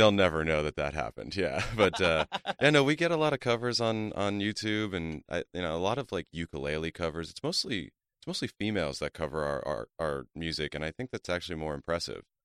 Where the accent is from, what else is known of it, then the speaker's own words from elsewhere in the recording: Calabasas, California, United States; I grew up in the San Fernando Valley, uh, mostly in Calabasas, though